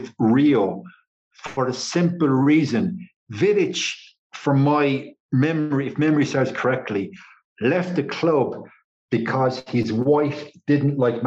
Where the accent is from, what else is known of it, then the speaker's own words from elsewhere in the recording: Ireland; I'm Irish.